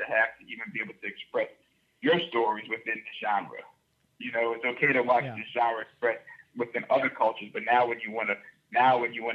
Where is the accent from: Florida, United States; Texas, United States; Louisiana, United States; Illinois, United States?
Louisiana, United States; New Orleans; growing up where I grew up in New Orleans